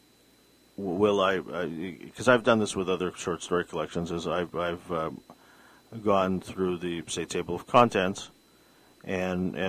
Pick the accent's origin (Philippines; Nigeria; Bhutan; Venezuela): Philippines; now in Vancouver, Canada; I'm Filipino